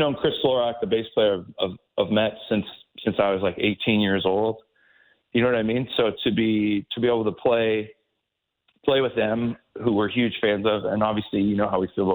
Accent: St. Catharines, Ontario, Canada; growing up in St. Catharines

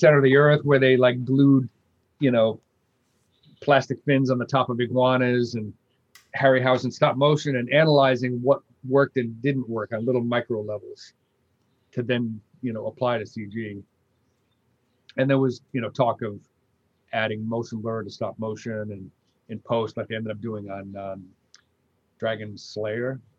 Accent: Massachusetts, United States; moved away; my home state of Massachusetts

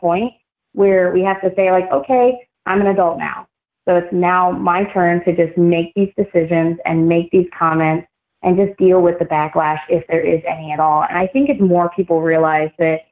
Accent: United States; being an American

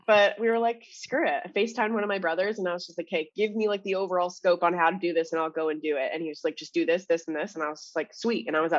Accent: Orono, Ontario, Canada; moved away; Called Orno, Ontario. It's Toronto without the T's. Orno.

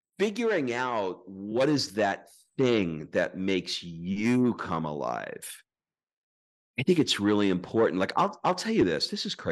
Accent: United States; moved away as an adult; now in Sicily, Italy; as an American moving to Italy

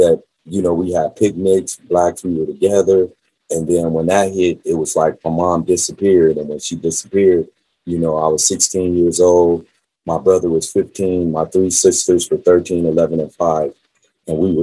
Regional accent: Las Vegas, Nevada, United States; also born or lived in California; she left California and brought me out here to Las Vegas when I was about 5 years old

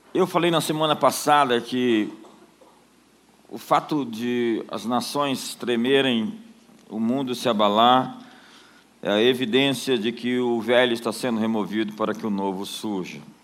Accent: Brasília, Federal District, Brazil; Eu não sou somente de Brasília

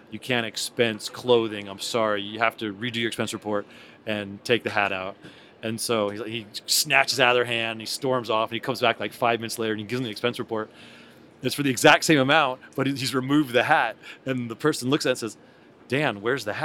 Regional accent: California, United States; I'm from California.

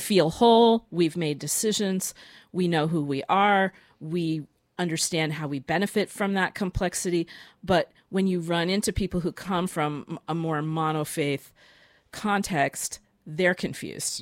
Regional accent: Boston, Massachusetts, United States; moved away; I'm, I'm from Boston, and that's where my father is.

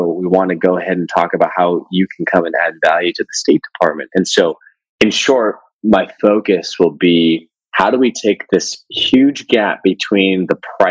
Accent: California, United States; moved away as an adult; growing up in California

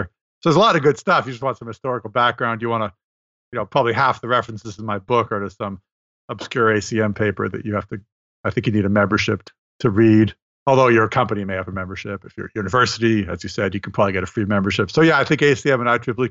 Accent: Montreal, Quebec, Canada; moved away; in Montreal this year, which is my hometown.

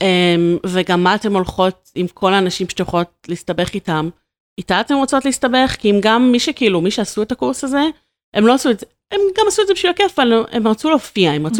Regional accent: Ramat Gan, Tel Aviv District, Israel; moved away as an adult; now in Pardes Hanna, Israel; אני לגמרי מרכזניקית, אני במקור מרמת גן

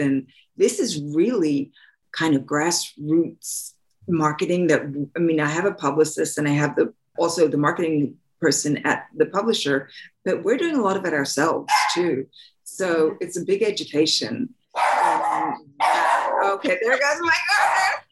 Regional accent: Australia; moved away as an adult; I'm from Australia, and I had gone to theater school.

